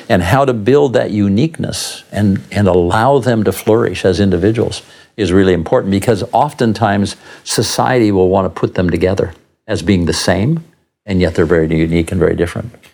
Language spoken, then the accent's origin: English; Southern California, United States; now in Tucson, United States; I grew up surfing in Southern California